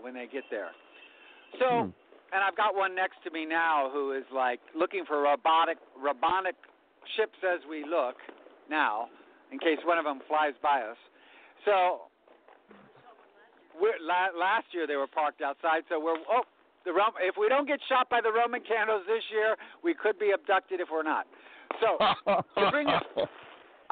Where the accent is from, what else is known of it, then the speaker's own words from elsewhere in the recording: the South, United States; accent: Southern; my Southern accent